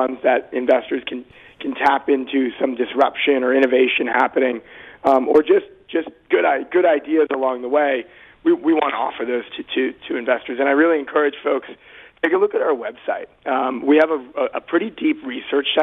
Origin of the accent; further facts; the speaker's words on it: Boston, Massachusetts, United States; I grew up in Boston